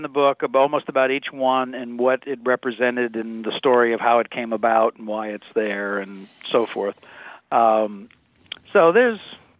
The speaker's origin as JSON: {"language": "English", "region": "Kansas", "country": "United States", "tie": "born or raised there", "said": "I'm from the Midwest. Uh-huh. Grew up in Kansas."}